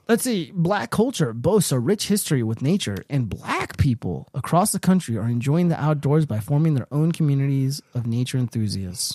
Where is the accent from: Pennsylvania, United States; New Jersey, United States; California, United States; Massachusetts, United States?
California, United States; I'm from California